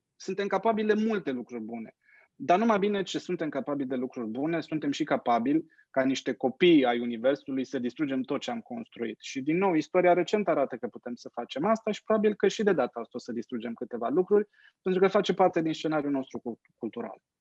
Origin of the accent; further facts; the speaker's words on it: Romania; Eu am crescut în România mucului în batistă și în fular